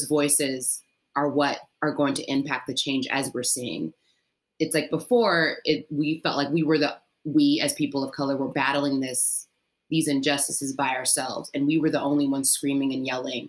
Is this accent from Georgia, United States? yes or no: no; Maryland, United States; moved away as an adult; also born or lived in Mississippi / Memphis, Tennessee; now in New York, United States; I grew up in Maryland in a predominantly white neighborhood and went to predominantly white schools